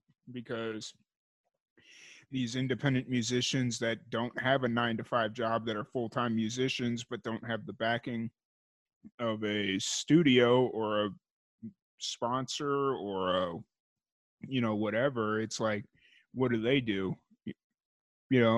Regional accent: Chicago, Illinois, United States; moved away as an adult; growing up in Chicago

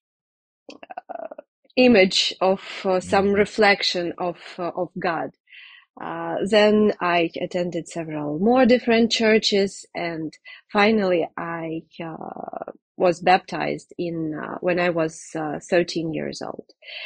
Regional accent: Donetsk, Donetsk Oblast, Ukraine; I was born in Donetsk, east of Ukraine, in 1981.

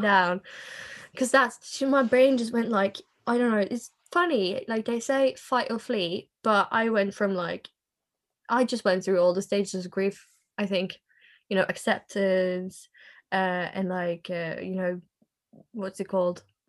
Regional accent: Norway; also born or lived in England; I am from Norway

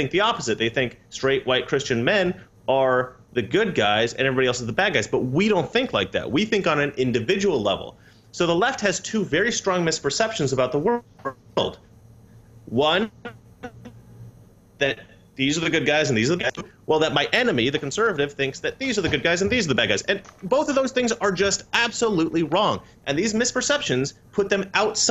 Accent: Oregon, United States; now in California, United States; I grew up in Oregon, which is similar to Poland, mostly white people

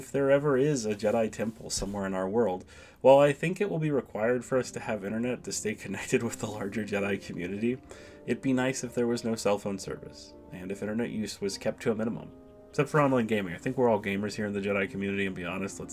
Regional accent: United States; as an American, onion is kind of a staple of our diet.

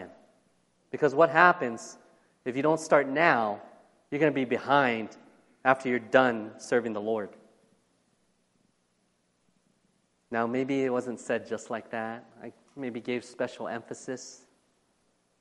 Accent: United States; I am American

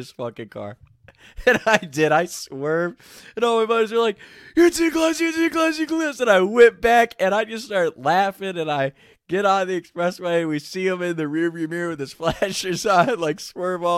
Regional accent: Northern Kentucky, United States; We grew up around Northern Kentucky area

